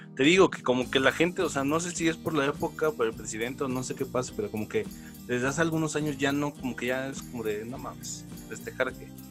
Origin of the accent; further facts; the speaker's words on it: Atizapán de Zaragoza, State of Mexico, Mexico; de pequeño, pues vivimos en Atizapán, Zaragoza.